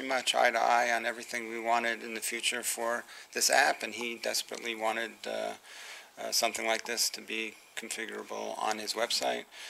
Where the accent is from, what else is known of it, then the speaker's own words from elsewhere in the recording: New York City, New York, United States; I was born in the Bronx